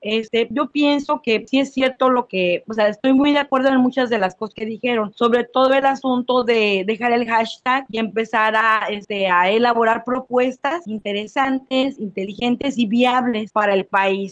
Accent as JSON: {"language": "Spanish", "region": "Chihuahua", "country": "Mexico", "moved": "yes", "lives_now": "Chiapas, Mexico", "said": "estoy en Chiapas, soy chihuahuense, a mucha honra"}